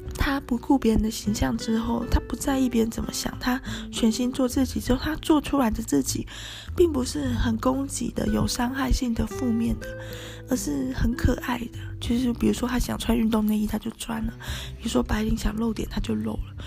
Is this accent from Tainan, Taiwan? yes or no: yes; Tainan, Taiwan; 因为我是台南人哈